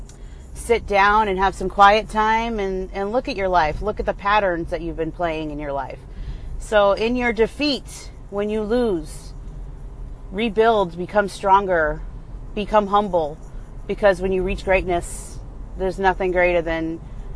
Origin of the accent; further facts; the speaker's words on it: New England, United States; now in California, United States; I am from New England and still support my home team, even though I've been transplanted